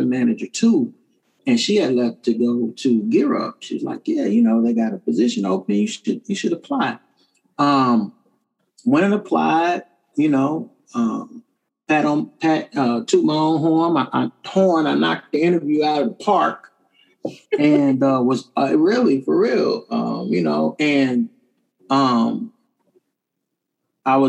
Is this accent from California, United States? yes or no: no; Kansas City, Kansas, United States; I'm a graduate of Wyandotte High School. It's the best high school this side of heaven in Kansas City, Kansas